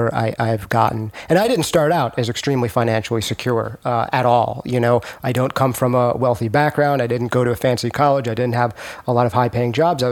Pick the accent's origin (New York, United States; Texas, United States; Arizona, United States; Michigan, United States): New York, United States; I'm a New Yorker